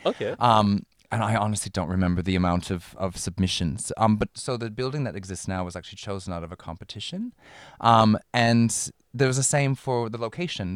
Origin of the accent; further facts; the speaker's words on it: Minneapolis, Minnesota, United States; moved away as an adult; now in Melbourne, Australia; I'm from Minneapolis